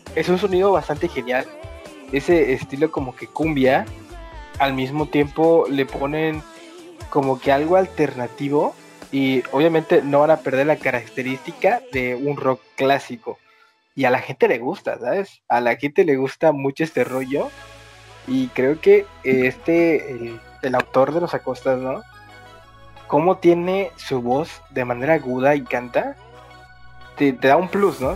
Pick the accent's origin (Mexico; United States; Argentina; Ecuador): Mexico; nosotros somos de México